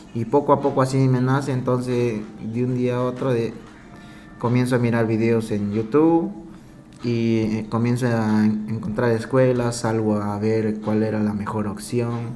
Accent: Peru; moved away as an adult; also born or lived in Italy / France / Spain; now in Dubai, United Arab Emirates; soy peruano, con orgullo, cholo a pura sangre

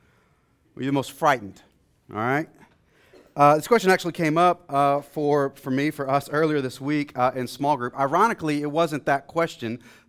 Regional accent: Dallas, Texas, United States; Now, you see, I grew up in a city. I grew up in Dallas. I grew up in a housing project in the eastern side of the city, to be exact.

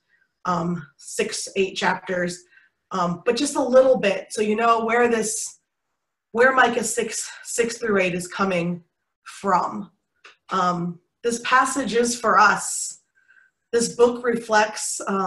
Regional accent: Michigan, United States; now in Wichita, United States; I grew up in Michigan

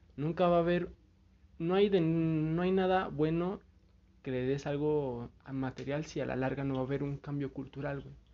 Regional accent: Mexico; yo soy una persona mexicana, güey. Soy mexicano, me gusta mi país

